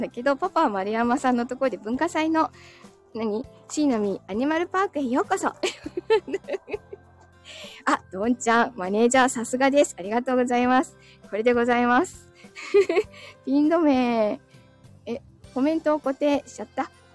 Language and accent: Japanese; Chigasaki, Kanagawa, Japan; 子供の頃茅ヶ崎で育ってる